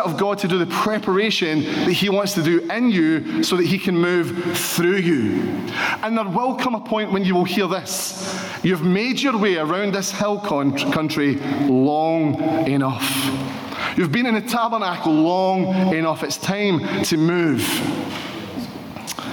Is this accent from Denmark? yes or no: no; Paisley, Scotland, United Kingdom; I'm from Paisley